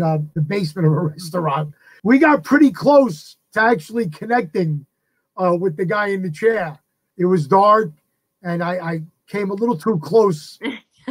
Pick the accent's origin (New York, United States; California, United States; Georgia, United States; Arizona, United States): New York, United States; New York City; I grew up in the Bronx